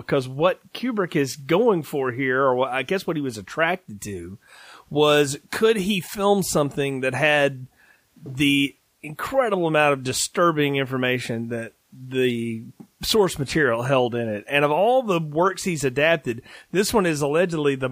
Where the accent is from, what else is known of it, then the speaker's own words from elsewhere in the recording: Alabama, United States; the old mom and pop video store that I grew up with in the town I grew up in Alabama